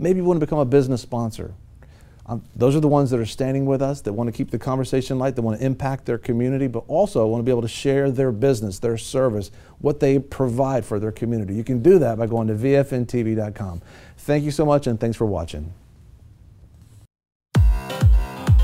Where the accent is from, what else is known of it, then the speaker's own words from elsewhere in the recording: United States; being born in America